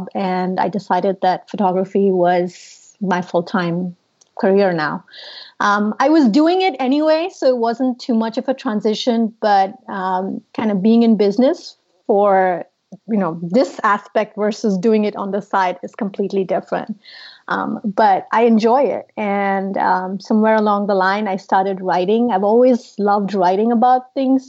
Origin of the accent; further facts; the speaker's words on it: India; moved away as an adult; now in United States; I'm originally from India